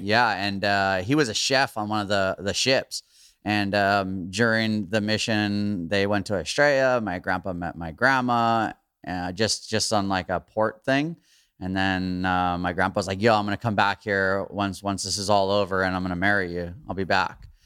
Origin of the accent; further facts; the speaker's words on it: Hawaii, United States; growing up in Hawaii